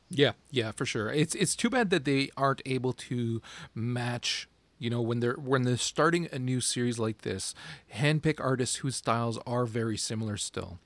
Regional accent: Canada; I'm a Canadian

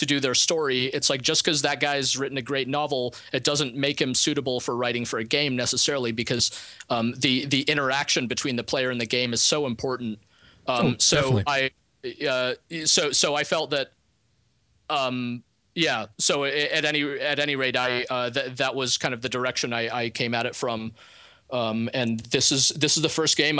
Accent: Moscow, Russia; moved away; I'm an immigrant. I come from Moscow

